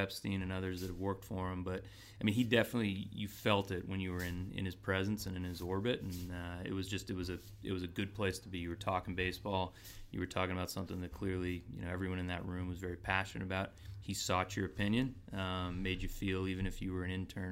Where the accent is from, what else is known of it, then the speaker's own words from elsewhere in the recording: San Diego, California, United States; I grew up in San Diego.